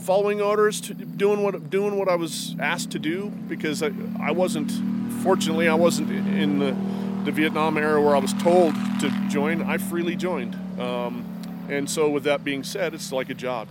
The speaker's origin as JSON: {"language": "English", "town": "Lander", "region": "Wyoming", "country": "United States", "said": "from Lander."}